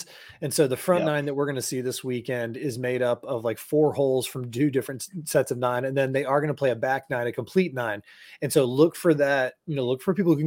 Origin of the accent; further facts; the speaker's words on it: Florida, United States; growing up in Florida